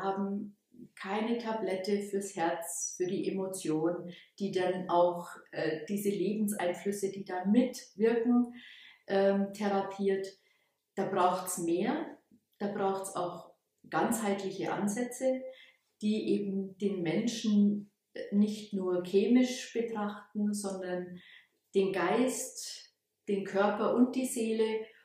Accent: Bavaria, Germany; now in Ulm, Germany; So hat es mich hierher verschlagen. Ursprünglich komme ich aus der Oberpfalz und habe dann hier in, in Ulm studiert

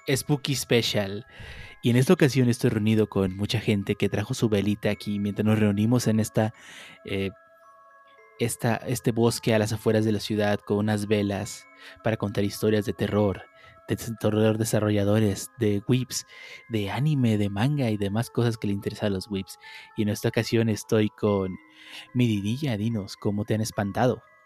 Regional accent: Mexico; Es una tradición muy mexicana, la celebramos año con año

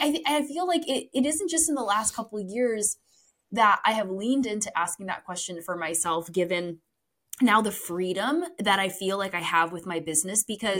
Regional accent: Poland; born there; You know, I was born in Poland, very immigrant traditional upbringing.

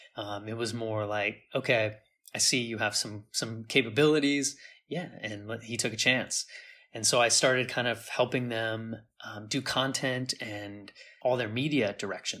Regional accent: San Diego, California, United States; moved away as an adult; also born or lived in India / Thailand; now in Taiwan; San Diego, where I grew up in California

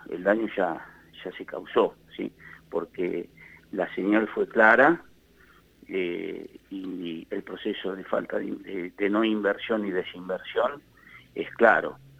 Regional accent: Argentina

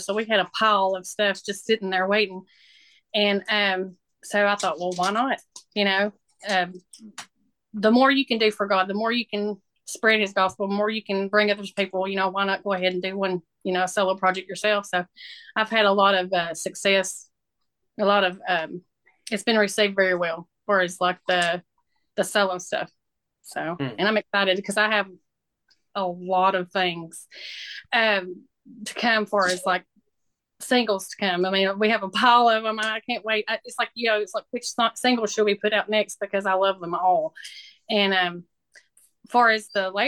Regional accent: McMinnville, Tennessee, United States; moved away as an adult; now in West Virginia, United States; I am originally from Tennessee, a little town called McMinnville, south of Nashville.

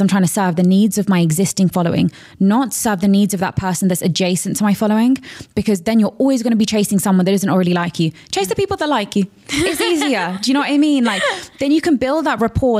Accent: London, United Kingdom; So I grew up in a very, very, very diverse area of London

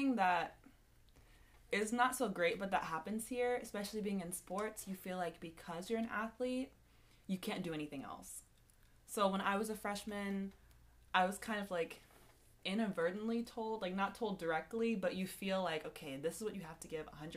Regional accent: Virginia, United States; moved away as an adult; now in California, United States; I'm from Virginia

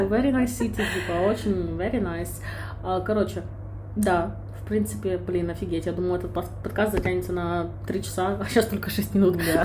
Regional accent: Kyiv, Ukraine; moved away as an adult; also born or lived in China; now in Dubai, United Arab Emirates; я родом из Киева

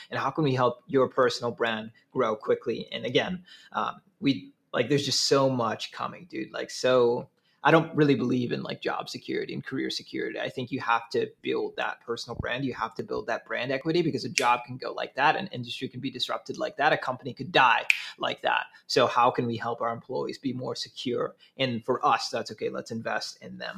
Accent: Saint Paul, Minnesota, United States; now in Milwaukee, United States; I'm originally from Twin Cities. Grew up in uh, Highland Park area

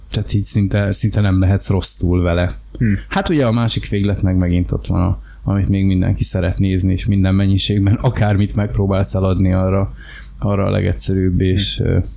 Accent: Hungary; rájött, hogy én magyar

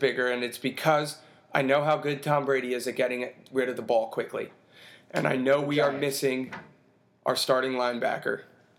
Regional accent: India; from India, and I think this is the first time we can be vocal about this

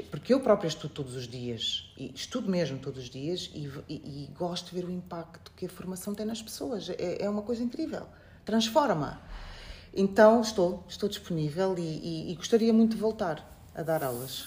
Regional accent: Portugal; moved away as an adult; also born or lived in Beira, Mozambique / Coimbra, Portugal; now in Mozambique; nasci na Beira, fui muito cedo, com 4 anos, para Portugal

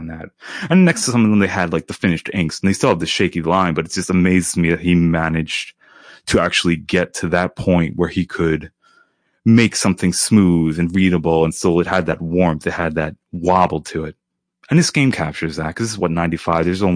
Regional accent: United States; I'm American

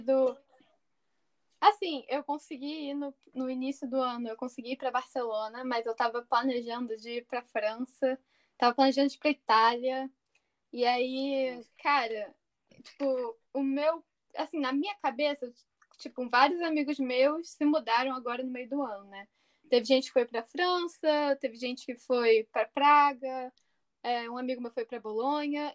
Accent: Rio de Janeiro, Brazil; moved away as an adult; now in Coimbra, Portugal; eu sou do Rio

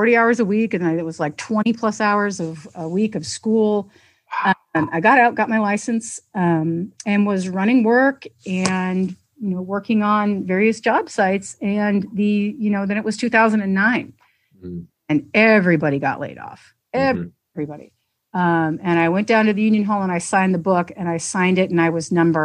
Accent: Santa Cruz, California, United States; moved away as an adult; now in Massachusetts, United States; I grew up in Santa Cruz, California

